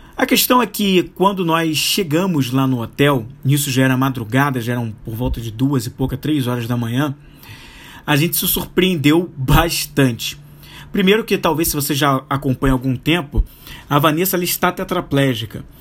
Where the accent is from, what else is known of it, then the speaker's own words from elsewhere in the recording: Rio de Janeiro, Brazil; Nós somos do Rio de Janeiro